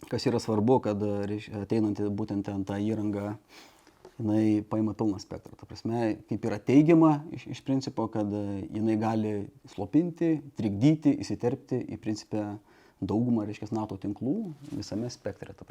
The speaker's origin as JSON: {"language": "Lithuanian", "town": "Šiauliai", "region": "Šiauliai County", "country": "Lithuania", "tie": "born or raised there", "said": "aš esu kilęs iš Šiaulių"}